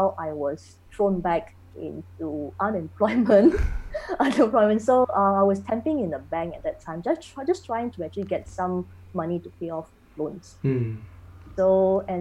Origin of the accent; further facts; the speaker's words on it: Singapore; also born or lived in Germany; I'm a second generation Singaporean, born and bred, grew up here.